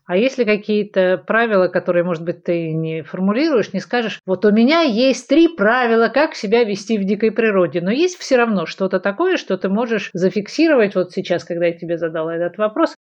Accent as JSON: {"language": "Russian", "region": "Saint Petersburg", "country": "Russia", "also_born_or_lived": "Kaliningrad Oblast", "said": "я городская девочка из Ленинграда"}